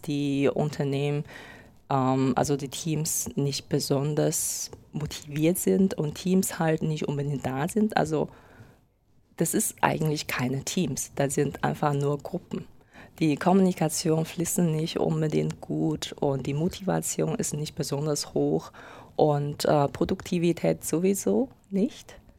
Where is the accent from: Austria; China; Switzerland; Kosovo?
China; moved away as an adult; now in Germany; ich komme aus China und äh, lebe seit acht Jahren ungefähr in Deutschland